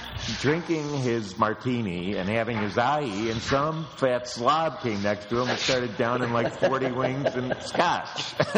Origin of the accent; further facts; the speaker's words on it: Los Angeles, California, United States; from Los Angeles, where the 16-6 Dodgers are definitely World Series bound.